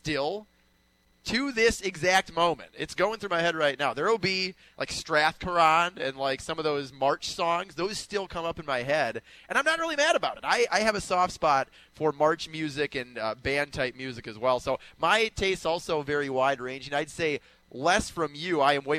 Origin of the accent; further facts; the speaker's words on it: Minneapolis, Minnesota, United States; moved away; I'm from Minneapolis, and country is not big up there.